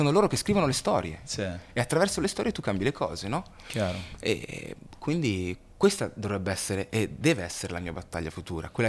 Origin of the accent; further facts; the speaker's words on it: Busto Arsizio, Lombardy, Italy; Io sono nato in Italia e non sono cittadino